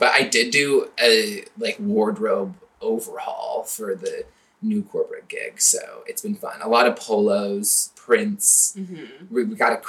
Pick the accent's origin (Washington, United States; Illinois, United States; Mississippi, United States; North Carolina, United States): Washington, United States; Lynden; moved away as an adult; also born or lived in San Diego, California; Located in Linden, Washington, my hometown. It's fun, rural. Well, fun might be a stretch, but like, it's a nice place.